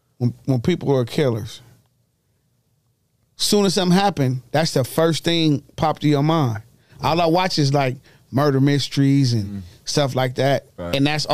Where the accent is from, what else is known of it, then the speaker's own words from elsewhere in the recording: Los Angeles, California, United States; Motherfuckers thought I was from Atlanta, and I'm like, no, I'm from Watts.